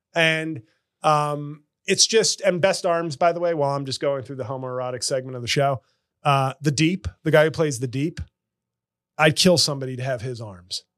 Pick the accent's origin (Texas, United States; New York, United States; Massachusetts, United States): New York, United States; as a New Yorker, my uncle was a long suffering Rangers fan.